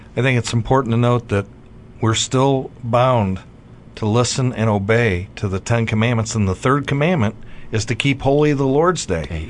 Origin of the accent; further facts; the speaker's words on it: Wadsworth, United States; Sacred Heart of Jesus Catholic Church in Wadsworth, in my hometown parish